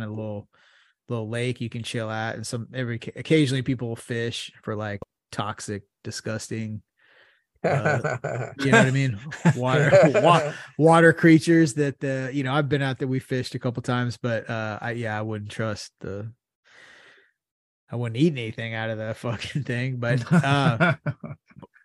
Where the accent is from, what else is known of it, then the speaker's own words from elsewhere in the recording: United States; I'm American